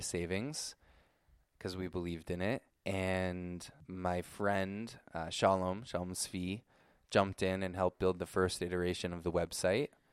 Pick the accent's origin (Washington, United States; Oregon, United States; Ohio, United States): Oregon, United States; Ashland; also born or lived in Brooklyn, New York / Guatemala; now in Israel; I was born in New York. Uh, Brooklyn, New York, like most Jews out there. Uh, but when I was about five years old, we moved to Ashland, Oregon